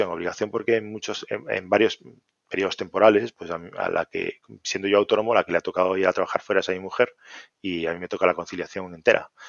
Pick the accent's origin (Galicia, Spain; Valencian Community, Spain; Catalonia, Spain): Galicia, Spain; Santiago de Compostela; born there; Galicia no hay ningún sitio que me disguste. Tenemos la suerte de, de tener una geografía espectacular. yo nací en Santiago, así que te voy a decir dos